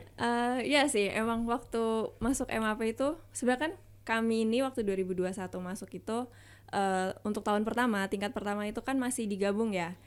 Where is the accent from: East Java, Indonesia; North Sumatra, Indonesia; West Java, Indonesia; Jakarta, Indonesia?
Jakarta, Indonesia; aku dari DKI Jakarta, uh, Jakarta Barat